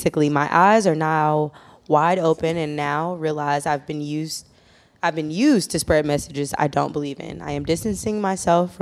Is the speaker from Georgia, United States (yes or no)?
yes; Atlanta, Georgia, United States; I did not grow up in Chicago. I grew up in Atlanta